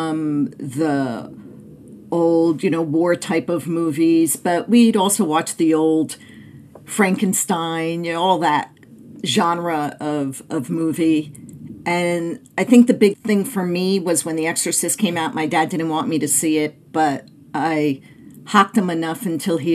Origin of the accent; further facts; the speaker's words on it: Clifton, New Jersey, United States; now in Phoenix, United States; I grew up in Clifton, New Jersey, about 20 minutes outside of Manhattan